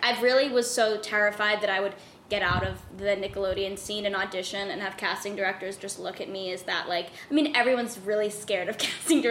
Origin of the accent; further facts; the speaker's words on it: New York City, New York, United States; now in Los Angeles, United States; I'm from Queens, New York.